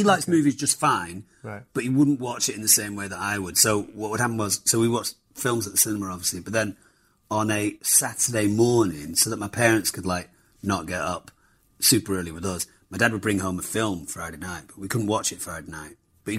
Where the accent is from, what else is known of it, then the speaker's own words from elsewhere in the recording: Germany; I do remember my parents dropping my brother and I off at matinees. We grew up in Germany